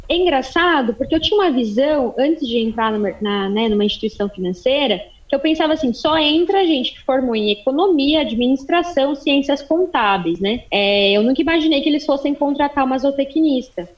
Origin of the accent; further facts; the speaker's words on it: Mato Grosso, Brazil; Eu sou zootecnista, eu sou mato-grossense, né, vamos começar por aí, sou mato-grossense